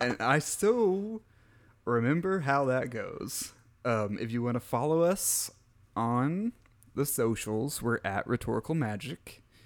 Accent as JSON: {"language": "English", "region": "Midwest", "country": "United States", "said": "I'm from the Midwest"}